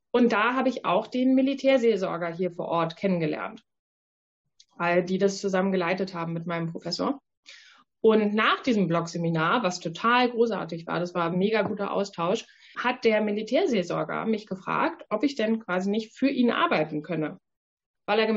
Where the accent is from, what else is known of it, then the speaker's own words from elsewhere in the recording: Northern Germany, Germany; Ja, ich komme ja aus Norddeutschland.